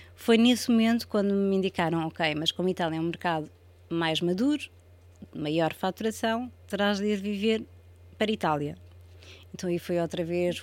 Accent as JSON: {"language": "Portuguese", "country": "Portugal", "also_born_or_lived": "Spain", "moved": "as an adult"}